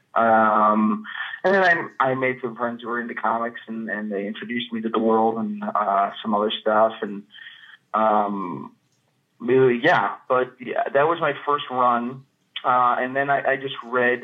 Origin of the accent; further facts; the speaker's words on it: Chicago, Illinois, United States; moved away as an adult; also born or lived in New York / Knoxville, Tennessee; now in Minneapolis, United States; I'm from Chicago, the Chicagoland area. Um, I grew up in the suburbs